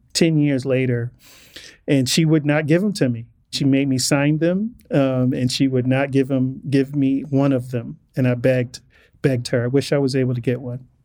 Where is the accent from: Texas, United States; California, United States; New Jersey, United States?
California, United States; Inglewood; growing up as, as a black male growing up in Englewood in the eighties